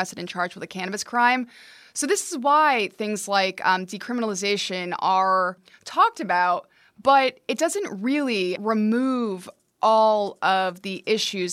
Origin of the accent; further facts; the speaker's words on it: near Albany, New York, United States; I grew up near Albany